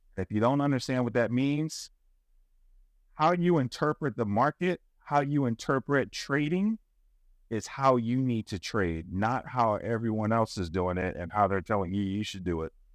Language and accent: English; the South, United States; I was raised in the South, you know, I, I, I didn't grow up in Italy